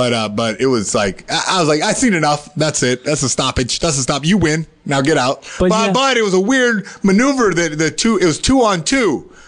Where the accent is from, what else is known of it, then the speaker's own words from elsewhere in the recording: North Carolina, United States; North Carolina.